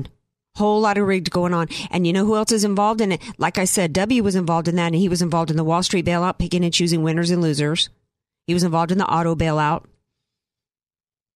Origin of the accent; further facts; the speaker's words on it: the South, United States; now in La Jolla, United States; I'm from the South